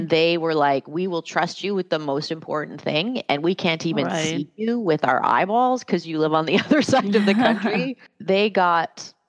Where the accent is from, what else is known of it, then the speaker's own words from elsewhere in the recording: Canada; moved away as an adult; I didn't have a work visa. I am immigrated from Canada, which sounds like a funny thing, but this is a thing.